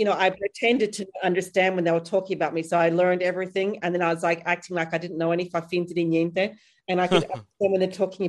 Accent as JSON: {"language": "English", "town": "Perth", "region": "Western Australia", "country": "Australia", "accent": "hybrid Australian-British", "moved": "yes", "lives_now": "United Kingdom", "said": "I'm from Perth, Australia. So it's like the most isolated city in the world. And I moved to the UK in 2000."}